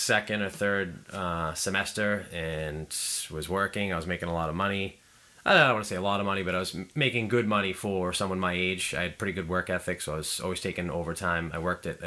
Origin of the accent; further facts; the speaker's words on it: Plymouth, Massachusetts, United States; I'm actually from Plymouth originally.